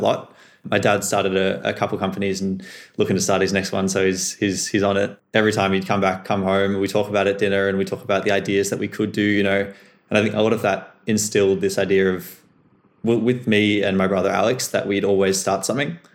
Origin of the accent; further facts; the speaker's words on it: Melbourne, Victoria, Australia; growing up in Melbourne, growing up in the, the school I did with the friends I had